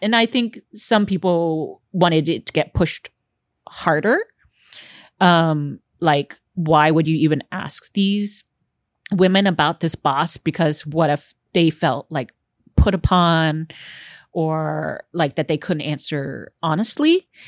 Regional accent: Houston, Texas, United States; growing up in Texas

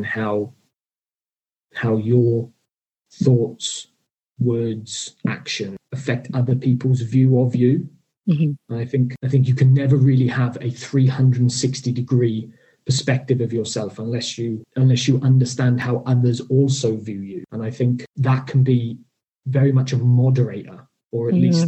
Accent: South Wales, United Kingdom; I'm from South Wales

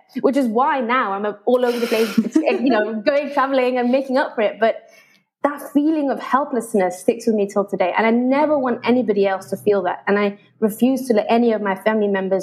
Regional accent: Malaysia; moved away as an adult; also born or lived in United Kingdom; At the time, I was in Malaysia, so I'm half English, mm-hmm. half Malaysian.

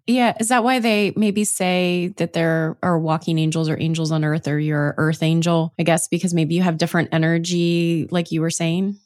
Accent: Ohio, United States; moved away; I'm from Ohio, and I recently moved back

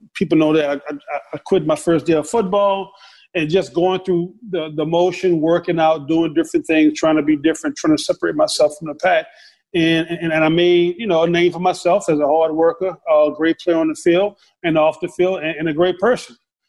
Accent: the South, United States; everybody was inspiration for me in my house growing up in the South

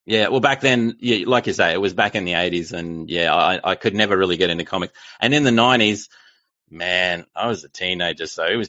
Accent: Melbourne, Victoria, Australia; now in Brisbane, Australia; So I'm from Australia. That's the wonderful accent that you can hear. I was born in Melbourne, which is in the south part of Australia, and then sort of moved all around. And now I'm in Brisbane

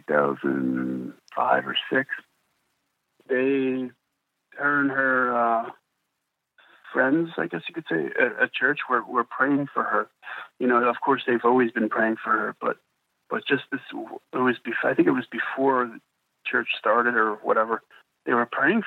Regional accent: New Jersey, United States; I'm from New Jersey

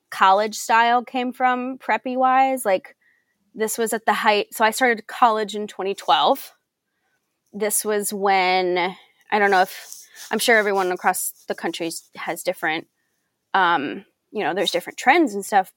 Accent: Belleville, Illinois, United States; moved away; in Belleville, Illinois. So I grew up. This is my hometown

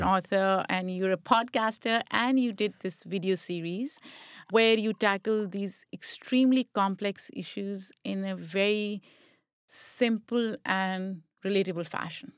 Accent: Pakistan; moved away; I grew up in Pakistan

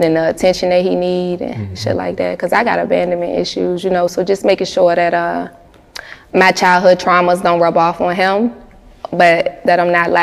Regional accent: Richmond, Virginia, United States; moved away as an adult; also born or lived in Los Angeles, United States; now in Atlanta, United States; Richmond was cool. It's home

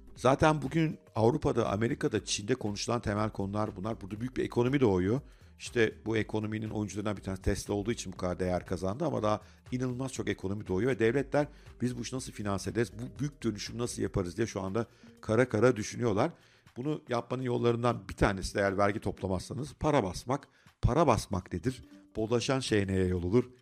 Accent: Turkey

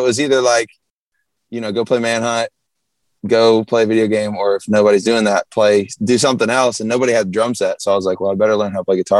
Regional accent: Jacksonville, Florida, United States; now in Nashville, United States; Yeah. Jacksonville, Northeast.

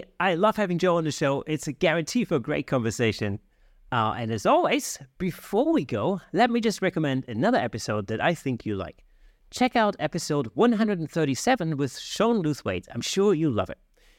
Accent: Germany; I'm German, actually.

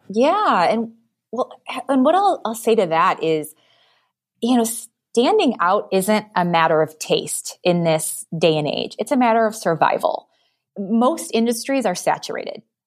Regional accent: Detroit, Michigan, United States; I'm from Detroit

